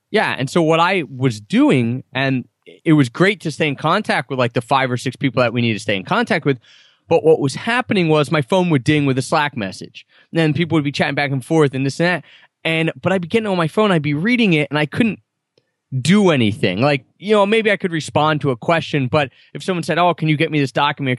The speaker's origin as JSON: {"language": "English", "town": "Philadelphia", "region": "Pennsylvania", "country": "United States", "tie": "born or raised there", "said": "growing up in Philadelphia area"}